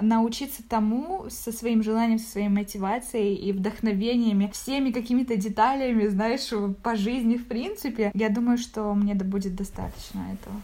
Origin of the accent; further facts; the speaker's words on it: Zaporizhzhia, Zaporizhzhia Oblast, Ukraine; moved away as an adult; now in Kraków, Poland; я из Запорожья